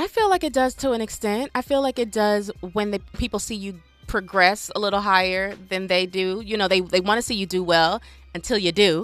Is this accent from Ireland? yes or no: no; Nigeria; I'm Nigerian, so we do a few weddings